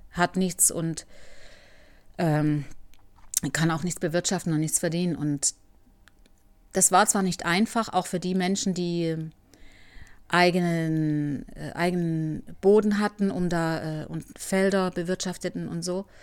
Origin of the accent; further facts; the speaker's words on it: Germany; Und so es, ging es auch mir als Deutsche. Ich wurde respektiert und im Gegenteil, die haben eher noch mich als äh, was Besonderes gesehen